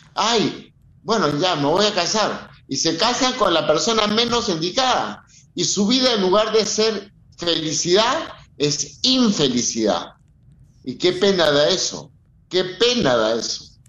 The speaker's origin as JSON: {"language": "Spanish", "country": "Peru", "said": "Yo siendo peruano"}